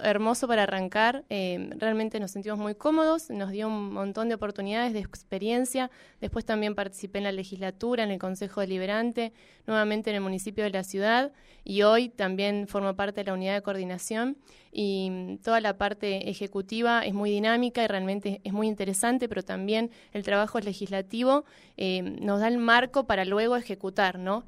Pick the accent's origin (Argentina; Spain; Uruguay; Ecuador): Argentina; Neuquén; also born or lived in Buenos Aires; Soy neuquina, amo mi ciudad